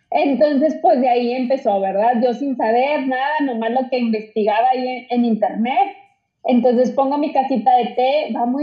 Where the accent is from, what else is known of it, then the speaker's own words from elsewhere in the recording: Saltillo, Coahuila, Mexico; soy de Saltillo. Ah, ok. Saltillo, Coahuila